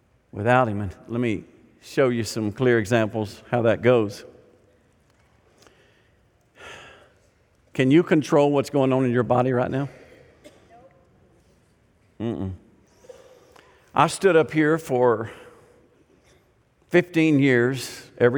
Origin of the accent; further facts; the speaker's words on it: Arkansas, United States; I grew up in Arkansas